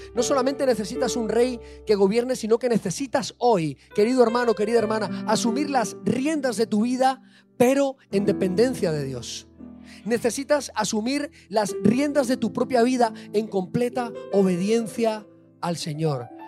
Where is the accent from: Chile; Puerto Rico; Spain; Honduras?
Spain; yo soy español